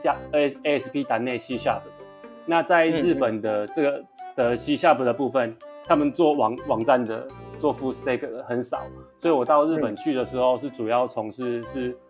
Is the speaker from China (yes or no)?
no; Taiwan; moved away as an adult; also born or lived in Japan; 当然台湾人我们就会讲讲中文嘛。